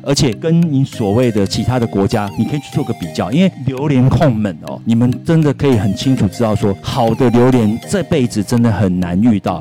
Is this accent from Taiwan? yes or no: yes; Taiwan; 我们台湾人